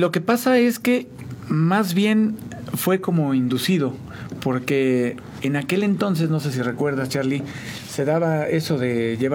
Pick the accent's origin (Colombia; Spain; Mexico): Mexico; San Juan; also born or lived in Mexico City; Bueno, yo soy originario de la Ciudad de México, pero eh, ya soy sanjuanense, porque mis papás me trajeron como a los 4 o 5 años de edad.